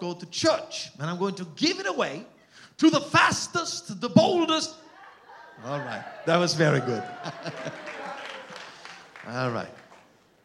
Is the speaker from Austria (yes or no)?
yes; Austria; accent: Austrian German; first language Austrian German; English is a second language; moved away; My mother tongue is Austrian German.